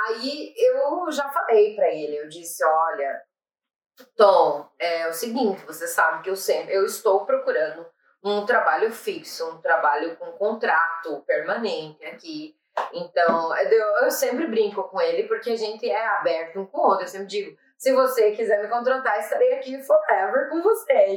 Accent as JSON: {"language": "Portuguese", "country": "Brazil", "moved": "as an adult", "lives_now": "Ireland", "said": "eu sou brasileira"}